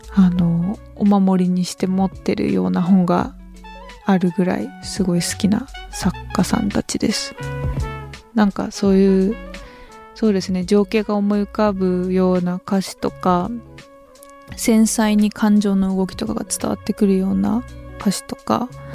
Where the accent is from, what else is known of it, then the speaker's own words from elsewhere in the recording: Chigasaki, Kanagawa, Japan; 茅ヶ崎出身なので、海のそばで本当にちっちゃい時から育ったんですけど